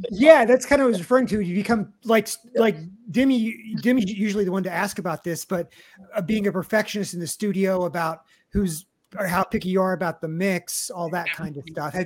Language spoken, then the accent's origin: English; Kansas City, United States; I'm from Kansas City originally